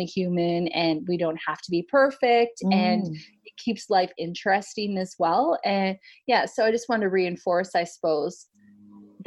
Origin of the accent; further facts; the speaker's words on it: Canada; moved away; I'm Canadian